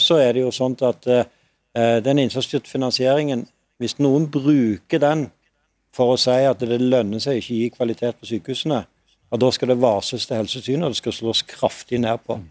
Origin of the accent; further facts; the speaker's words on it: Stavanger, Rogaland, Norway; min hjemby i Stavanger